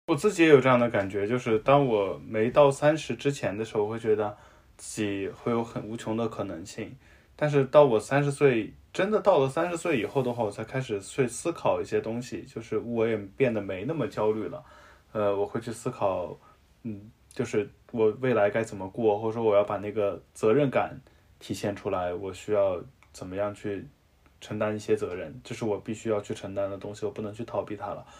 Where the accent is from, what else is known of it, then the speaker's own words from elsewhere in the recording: Xinjiang, China; moved away; 我从小在新疆长大